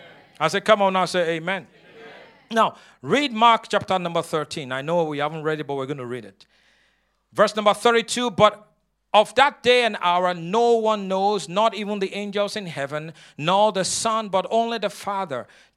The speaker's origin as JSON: {"language": "English", "country": "Nigeria", "moved": "yes", "said": "But before I came from Nigeria, the Lord had called me into the ministry."}